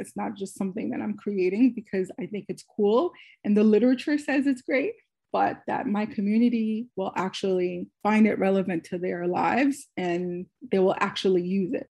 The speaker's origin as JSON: {"language": "English", "country": "Haiti", "tie": "born or raised there", "moved": "yes", "lives_now": "United States", "said": "I was born in Haiti"}